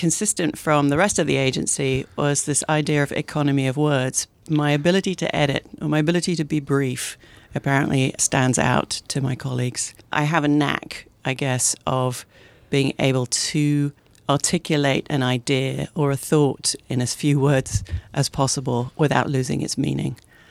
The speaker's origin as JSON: {"language": "English", "country": "United Kingdom", "moved": "as an adult", "lives_now": "Portland, United States", "said": "I am a British-American advertising executive. I came to the Pacific Northwest in 1992 on an adventure. At the time, I couldn't put Oregon on a map."}